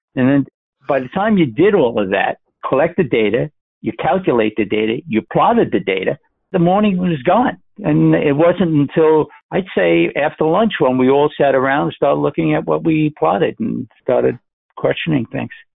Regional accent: New York City, New York, United States; moved away as an adult; now in Minnesota, United States; I'm from the Bronx.

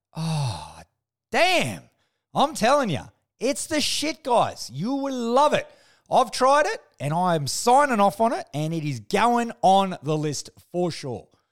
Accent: Australia; as an Aussie

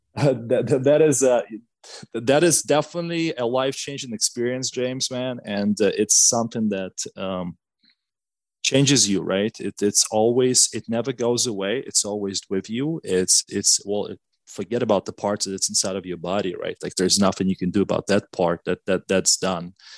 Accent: Gomel, Gomel Region, Belarus; English is a second language; moved away as an adult; now in United States; I was born and raised in Belarus. So I lived a little bit less than a half of my life in, uh, in a city called uh, Gomel in Belarus

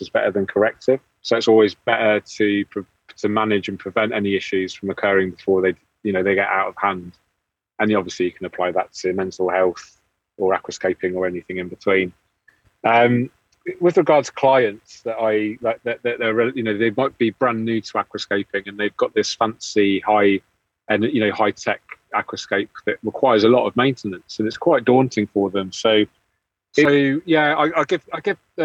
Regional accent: England, United Kingdom; being English

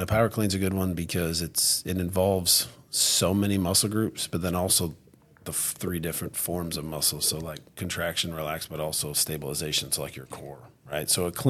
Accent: Branson, Missouri, United States; Obviously, like I said, I grew up in Branson too. So, like, we have buffets everywhere.

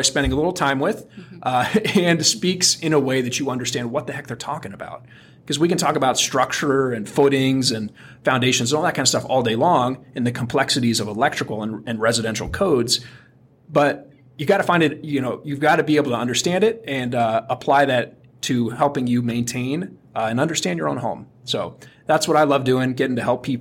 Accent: Athens, Ohio, United States; I grew up in Athens, Ohio

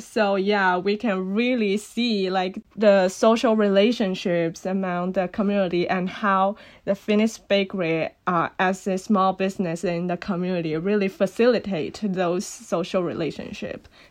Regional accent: Guangdong, China; first language Cantonese; English is a second language; moved away as an adult; now in Los Angeles, United States; I born and raised in Guangdong Province, China

